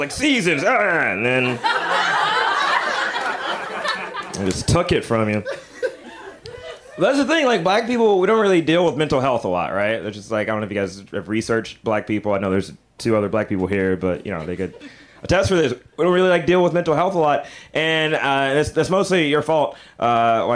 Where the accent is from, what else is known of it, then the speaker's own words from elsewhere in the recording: Alabama, United States; I'm from Alabama